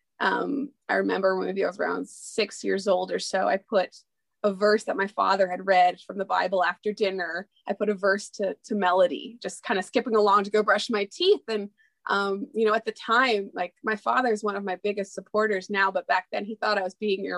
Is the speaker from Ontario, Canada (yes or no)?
yes; Ontario, Canada; also born or lived in East Coast of Canada / Memphis, Tennessee; I currently live in the capital of Canada in Ottawa, Ontario. I have grown up throughout Ontario